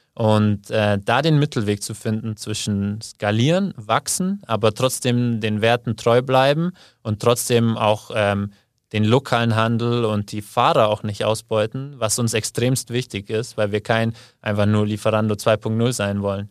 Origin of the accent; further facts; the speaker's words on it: Kaufbeuren, Bavaria, Germany; moved away as an adult; also born or lived in Argentina; now in Munich, Germany; Ich komme eigentlich aus dem Allgäu, aus Kaufbeuren. Da bin ich aufgewachsen, 18 Jahre lang